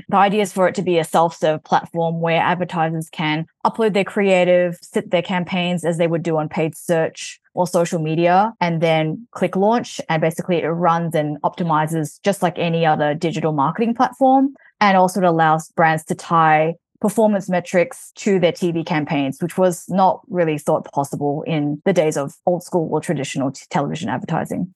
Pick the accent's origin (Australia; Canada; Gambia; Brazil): Australia; Melbourne, Victoria; moved away as an adult; also born or lived in New York / Hawaii; now in Los Angeles, United States; I'm originally from Melbourne, Australia, but I moved to the U S in two thousand and thirteen